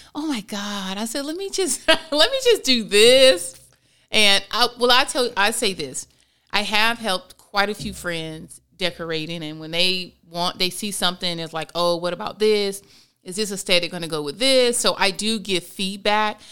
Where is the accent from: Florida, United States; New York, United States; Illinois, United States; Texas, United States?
Florida, United States; born and raised in Florida as well